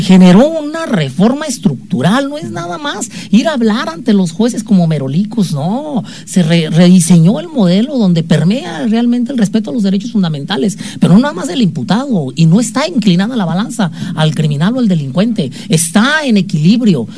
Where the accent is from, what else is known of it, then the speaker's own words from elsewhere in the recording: Mexico; como buenos mexicanos